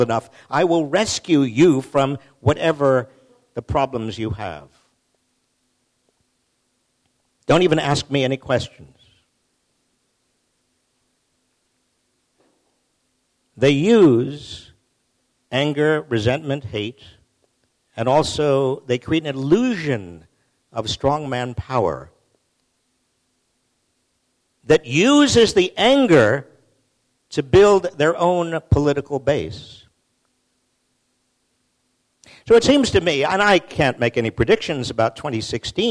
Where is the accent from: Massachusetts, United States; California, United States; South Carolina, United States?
Massachusetts, United States; I'm from Massachusetts. We're all under 5 feet tall